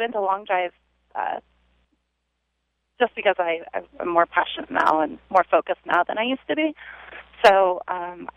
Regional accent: Sacramento, California, United States; I'm from Sacramento, California.

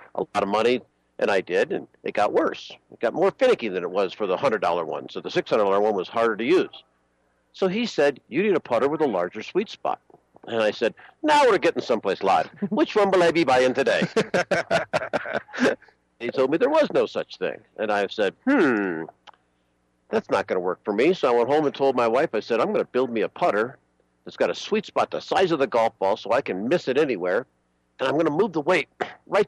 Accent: Buffalo, New York, United States; now in Long Beach, United States; I grew up in Buffalo

